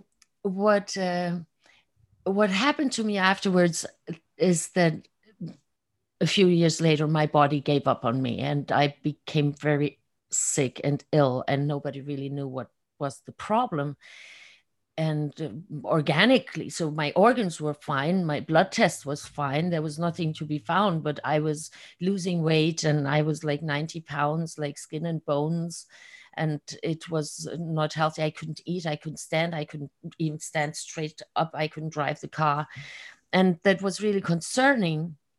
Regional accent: Germany; moved away as an adult; also born or lived in Hungary; now in Florida, United States; I was born and raised in Germany.

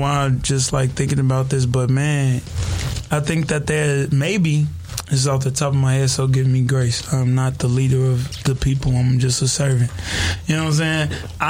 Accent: Inglewood, California, United States; I'm from Inglewood

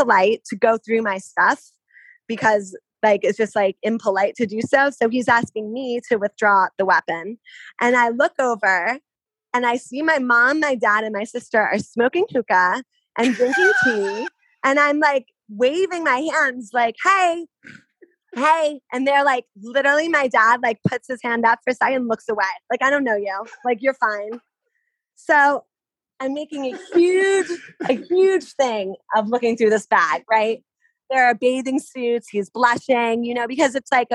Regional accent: outside of New York, United States; I grew up outside of New York, an hour outside of New York City.

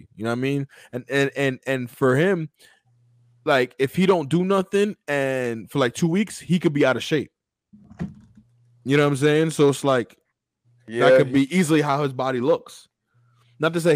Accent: Atlanta, Georgia, United States; I'm from Northside, Atlanta.

